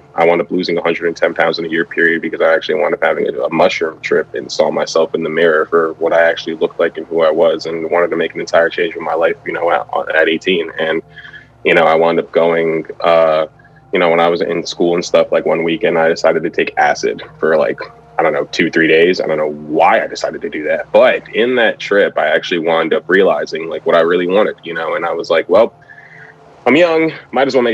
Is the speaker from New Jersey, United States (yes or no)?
yes; Edison, New Jersey, United States; moved away as an adult; also born or lived in Maryland; I'm originally from Edison